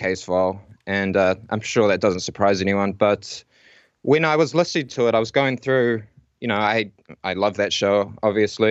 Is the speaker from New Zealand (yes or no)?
yes; Whanganui, Manawatū-Whanganui, New Zealand; moved away as an adult; also born or lived in Auckland; now in Lower Hutt, New Zealand; I'm actually originally from Whanganui